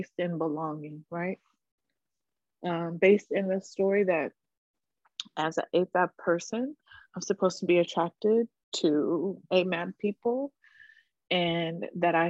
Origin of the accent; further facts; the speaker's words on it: Charlotte, North Carolina, United States; now in Jersey City, United States; I was born and raised on Catawba and Sugary Land in what is known as Charlotte, North Carolina